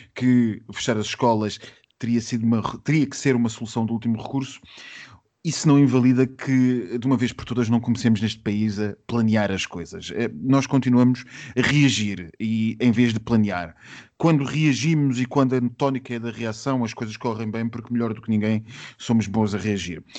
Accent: Portugal

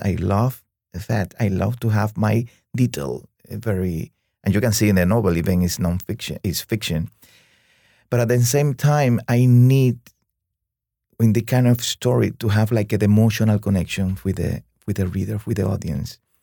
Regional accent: Cuba; moved away as an adult; also born or lived in Havana, Cuba; now in New York, United States; growing up in Cuba under communism

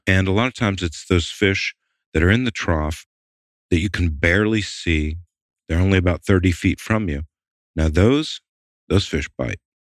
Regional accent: the South, United States; also born or lived in Atlanta / Maine; growing up in the South

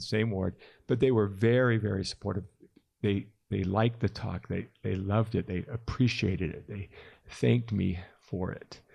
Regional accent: Calabasas, California, United States; moved away as an adult; now in Utah, United States; I grew up in Calabasas, California

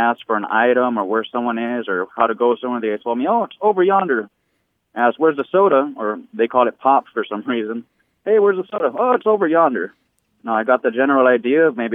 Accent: Southern California, United States; first language Spanish; English is a second language; also born or lived in Michigan; now in San Diego, United States; I grew up in Southern California speaking a lot of Spanglish

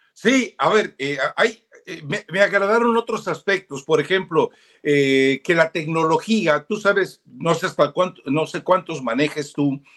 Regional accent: Mexico; los mexicanos, muchos, o sea, somos mestizos o sea, a mí se me nota lo indio y me enorgullezco

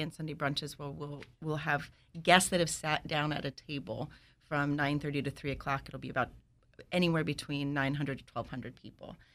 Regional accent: New York City, New York, United States; moved away; I'm from New York. I grew up in Washington Heights

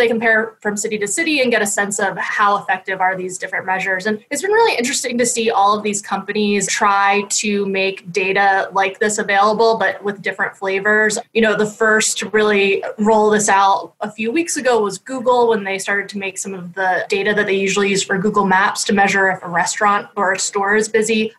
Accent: Philadelphia, Pennsylvania, United States; Philadelphia, which is my hometown and where a lot of my family members are healthcare workers.

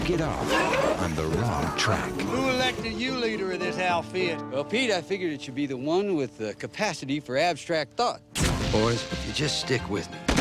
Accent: Ireland; I'm from Ireland

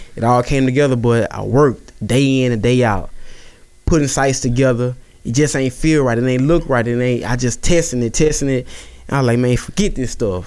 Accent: Natchitoches, Louisiana, United States; Natchitoches, born and raised

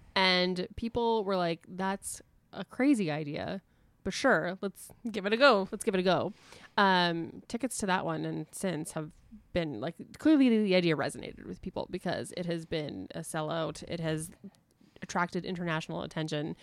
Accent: Winnipeg, Manitoba, Canada; my hometown

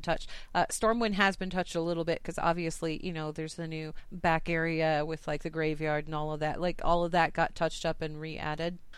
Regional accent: United States; I'm from the United States.

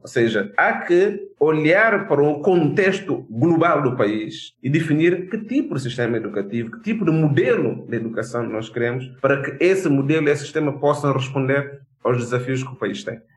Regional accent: Guinea-Bissau; born or raised there

